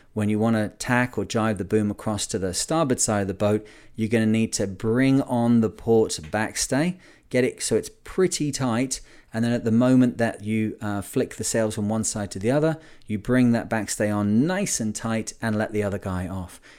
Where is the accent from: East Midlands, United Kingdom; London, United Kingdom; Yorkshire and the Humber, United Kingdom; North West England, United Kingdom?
North West England, United Kingdom; Lancashire; I'm from Lancashire in the U K